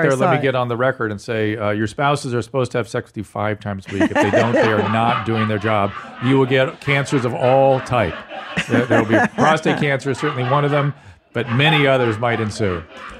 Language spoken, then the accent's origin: English; Buenos Aires, Argentina; English is a second language; Sorry if my English is not the best. I'm from Buenos Aires, Argentina.